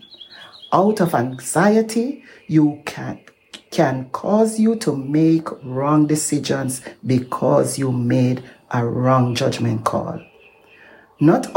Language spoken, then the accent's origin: English; Jamaica; moved away; my home country in Jamaica